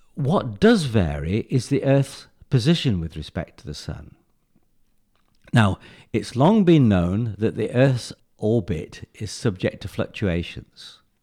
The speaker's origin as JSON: {"language": "English", "region": "England", "country": "United Kingdom", "moved": "yes", "said": "I came originally from England"}